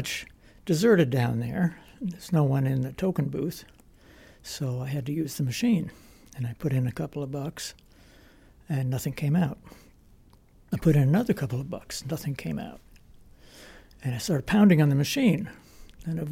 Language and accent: English; Vermont, United States; I'm from Vermont